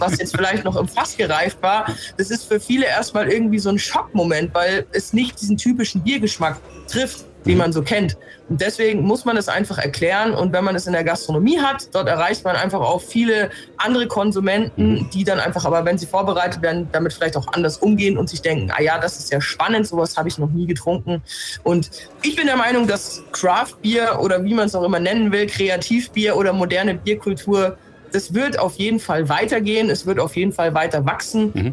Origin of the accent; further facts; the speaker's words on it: Germany; bei uns in Deutschland